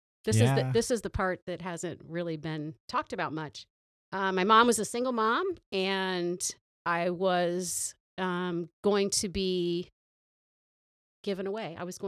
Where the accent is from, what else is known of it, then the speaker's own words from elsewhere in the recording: Toledo, Ohio, United States; born there; No. I was born in Toledo.